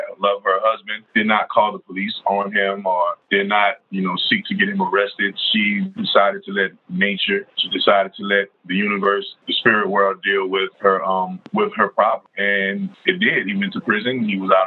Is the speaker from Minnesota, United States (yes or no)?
no; New Orleans, Louisiana, United States; I grew up on the New Orleans West Bank